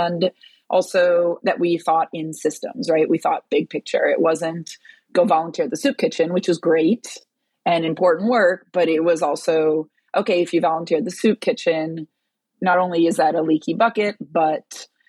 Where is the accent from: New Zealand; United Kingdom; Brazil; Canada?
Brazil; I was born in Brazil